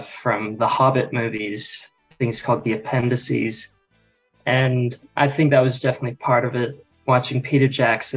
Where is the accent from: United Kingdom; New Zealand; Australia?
Australia; Sydney, New South Wales; also born or lived in United States; I live in Australia, but I was born in America and lived there for 8 years. And so I've been here in Sydney for 13 years